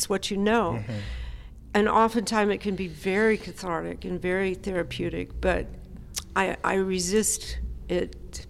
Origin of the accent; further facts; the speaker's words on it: California, United States; also born or lived in Memphis / Nashville / New York City; Grew up in Southern California, moved back to Nashville, and then I've lived in New York City for 30 years.